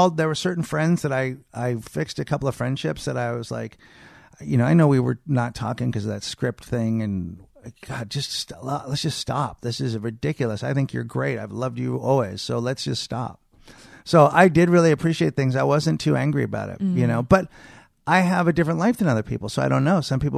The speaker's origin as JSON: {"language": "English", "town": "Marin", "region": "California", "country": "United States", "tie": "born or raised there", "said": "I mean, we grew up in Marin, so, I mean, you know, not really."}